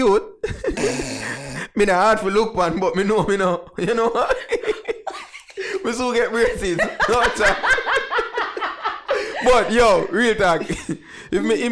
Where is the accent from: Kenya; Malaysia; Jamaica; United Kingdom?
Jamaica; I'm a Jamaican